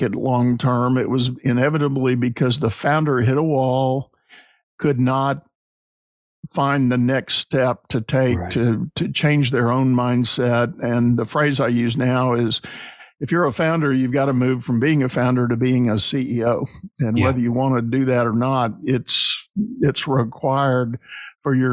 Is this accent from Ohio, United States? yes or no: no; San Antonio, Texas, United States; I grew up in San Antonio, Texas